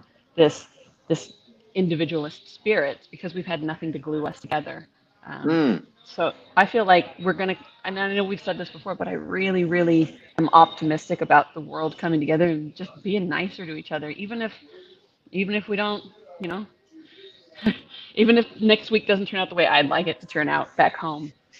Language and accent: English; San Diego, California, United States; now in New Zealand; I'm from San Diego.